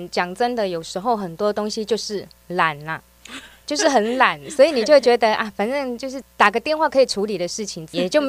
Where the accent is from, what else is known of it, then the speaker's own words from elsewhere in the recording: Taiwan; 这些工资可能又比我们台湾这边就高出很多。